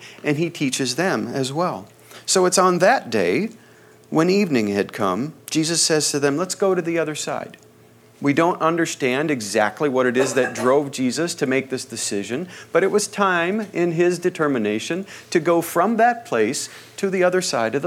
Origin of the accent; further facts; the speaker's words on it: Midwest, United States; now in Southern California, United States; I come from the Midwest, where the wind blows full force almost all the time